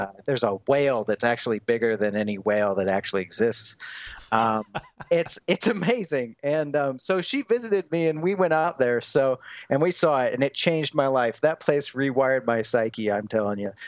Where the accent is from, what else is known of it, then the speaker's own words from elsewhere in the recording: Des Moines, Iowa, United States; moved away as an adult; also born or lived in Lancaster, England / Portland, Oregon / Dublin, Ireland; so I'm from Iowa, uh, Des Moines, Iowa.